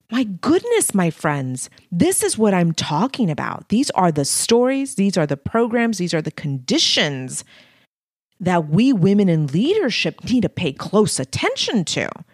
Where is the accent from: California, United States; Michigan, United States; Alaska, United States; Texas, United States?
Texas, United States; Texas-Mexican border, United States; English is a second language; I was born on the Texas-Mexican border.